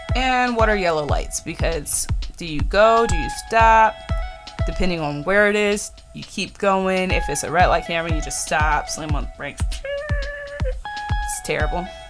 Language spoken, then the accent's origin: English; Florida, United States; born or raised there; also born or lived in Virginia, United States